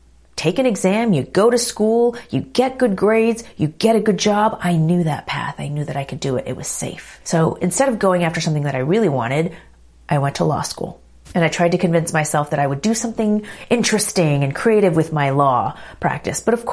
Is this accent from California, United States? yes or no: yes; Los Angeles, California, United States; also born or lived in New York; moved back here to my hometown of LA for 3 years